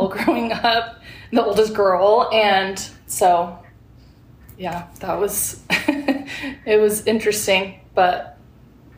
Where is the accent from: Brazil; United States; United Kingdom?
United States; Phoenix, Arizona; moved away as an adult; I grew up in Phoenix, Arizona, and lived there for about 18 years before moving up here.